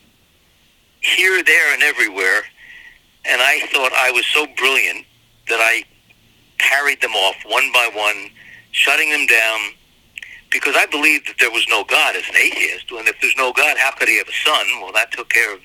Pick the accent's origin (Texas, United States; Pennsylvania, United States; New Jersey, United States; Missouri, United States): Pennsylvania, United States; Reading; I'm a former assistant to the mayor of my hometown in Reading, Pennsylvania